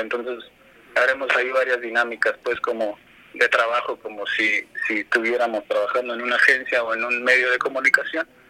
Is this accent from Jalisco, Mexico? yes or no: no; Zacatecas, Mexico; Soy originado de Zacatecas